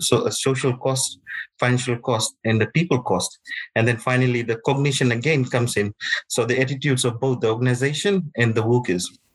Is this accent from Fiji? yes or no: yes; Fiji; moved away; I'm from Fiji.